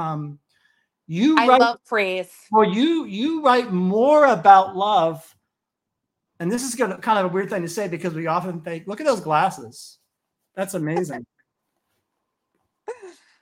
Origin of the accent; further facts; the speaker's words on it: New York City, New York, United States; I was born in Manhattan in 1967